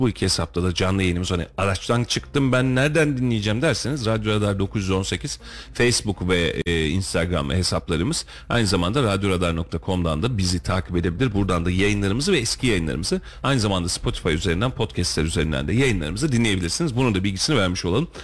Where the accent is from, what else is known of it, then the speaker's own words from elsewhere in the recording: Turkey; Biz de Türküz